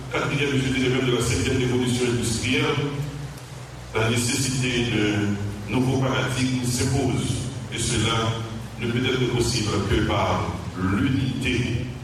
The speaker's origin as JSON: {"language": "French", "country": "Haiti"}